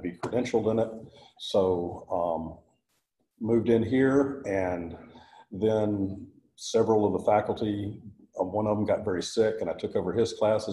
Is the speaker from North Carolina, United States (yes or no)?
yes; North Carolina, United States; moved away as an adult; also born or lived in Texas / Singapore; I was born in North Carolina